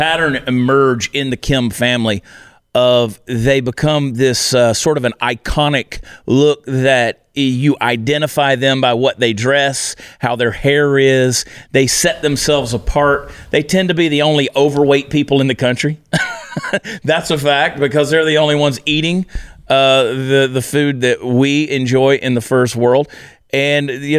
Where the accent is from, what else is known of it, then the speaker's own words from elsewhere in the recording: United States; I'm American